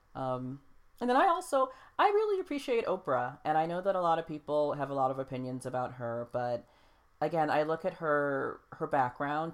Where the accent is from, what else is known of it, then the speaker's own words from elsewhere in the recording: United States; as American people